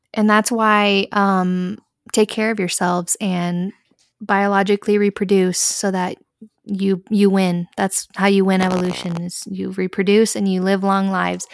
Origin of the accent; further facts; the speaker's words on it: San Angelo, Texas, United States; we come from San Angelo. So, we went to, like, a small town, high school